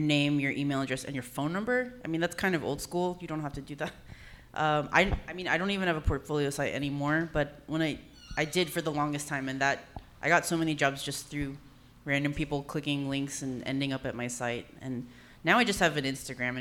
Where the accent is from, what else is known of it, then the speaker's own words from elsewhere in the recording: San Jose, California, United States; moved away as an adult; also born or lived in Berkeley / Oakland / San Francisco; now in Los Angeles, United States; I'm a Bay Area native. You know, I grew up in San Jose